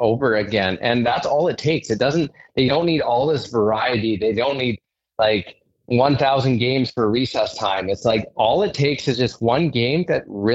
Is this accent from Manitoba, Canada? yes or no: no; Saskatoon, Saskatchewan, Canada; I'm from Saskatoon, and I ended up working at an inner city school in Saskatoon